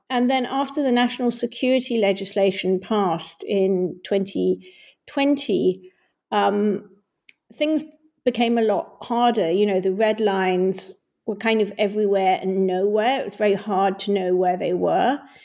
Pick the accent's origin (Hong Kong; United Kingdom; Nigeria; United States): Hong Kong; when I was growing up in Hong Kong